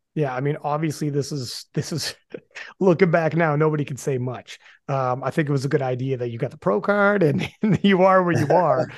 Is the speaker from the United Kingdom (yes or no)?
no; Canada; also born or lived in Guelph; I'm from Canada, obviously. I'm in Guelph, actually